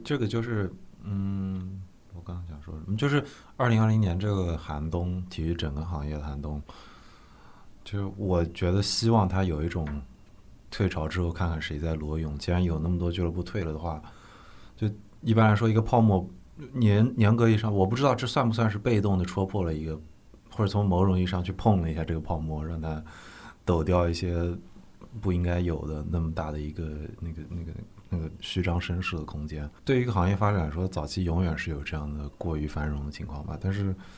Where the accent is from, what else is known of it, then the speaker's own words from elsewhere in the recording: Nanjing, Jiangsu, China; 我们南京人